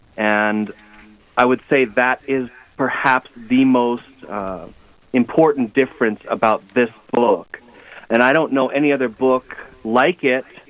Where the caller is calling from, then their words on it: Los Angeles, California, United States; I'm calling you from Los Angeles